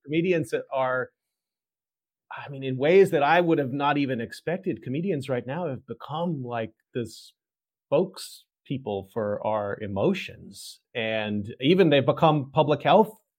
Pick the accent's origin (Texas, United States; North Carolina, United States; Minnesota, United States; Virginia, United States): Texas, United States; I'm from Texas.